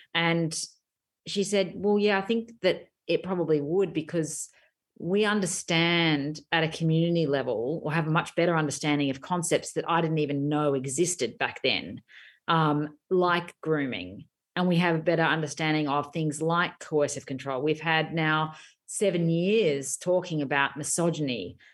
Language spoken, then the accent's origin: English; Australia